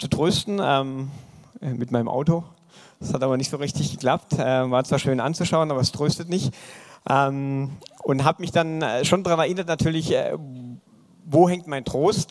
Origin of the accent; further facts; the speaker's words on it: Eisingen, Baden-Württemberg, Germany; Ich komme aus dem wunderschönen Eisingen, ja, ein traumhaftes Dorf, 4500 Einwohner in der Nähe von Pforzheim